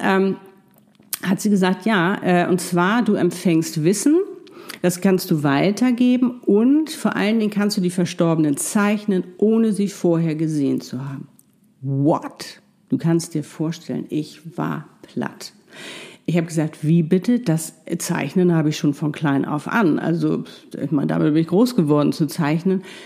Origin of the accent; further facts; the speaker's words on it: Hamburg, Germany; ich saß in meinem wunderschönen Loft in, ähm, in Hamburg, meine Heimatstadt